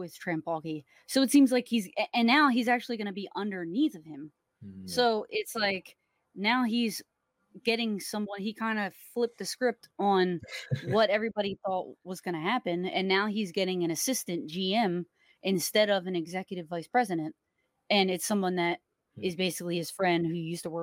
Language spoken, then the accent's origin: English; New Jersey, United States; accent: South Jersey Philly; moved away as an adult; also born or lived in Philadelphia, Pennsylvania; now in Miami, United States; I'm from South Jersey, like cool. New Jersey, and I will spend a lot of time in Philly